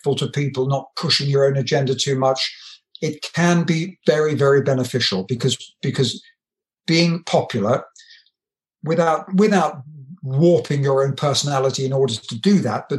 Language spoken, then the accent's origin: English; Brighton, South East England, United Kingdom; I grew up in Brighton